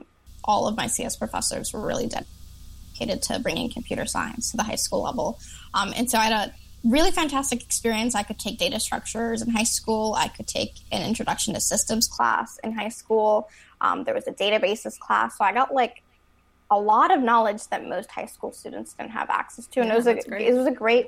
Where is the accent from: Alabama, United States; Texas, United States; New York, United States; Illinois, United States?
Illinois, United States; Chicago; I'm from Chicago.